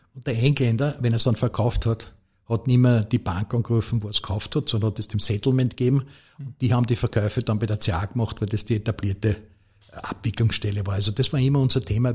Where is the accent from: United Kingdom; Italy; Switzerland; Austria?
Austria; Lower Austria; ich bin halt als Niederösterreicher